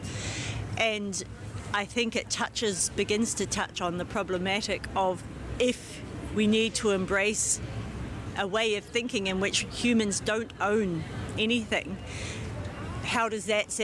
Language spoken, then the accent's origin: English; New Zealand; I'm from New Zealand